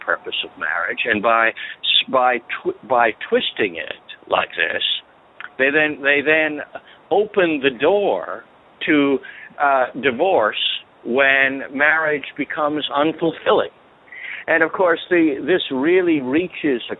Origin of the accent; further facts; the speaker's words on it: South Carolina, United States; the state where I grew up, I was not born there, but I grew up in South Carolina